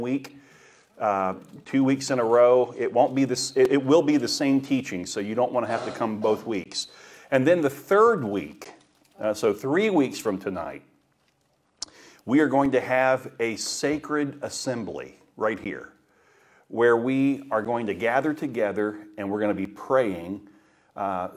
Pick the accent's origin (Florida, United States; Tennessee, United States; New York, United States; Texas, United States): Florida, United States; Daytona Beach; When I grew up in Daytona Beach, and my paper route was along the river